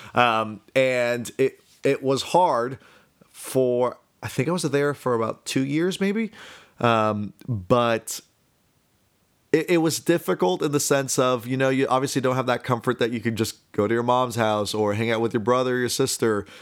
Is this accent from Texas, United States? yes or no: no; Miami, Florida, United States; I am a Cuban American, born and raised in Miami